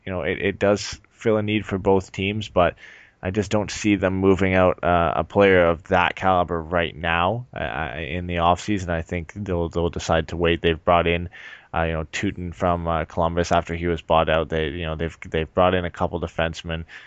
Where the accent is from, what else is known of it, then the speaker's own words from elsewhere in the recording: Canada; I'm from Canada